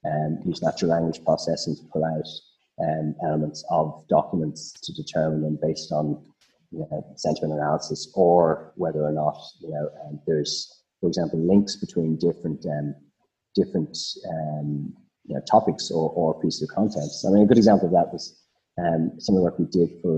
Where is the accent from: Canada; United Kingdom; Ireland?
Ireland; accent: Irish; moved away as an adult; now in Australia; you can probably hear I'm Irish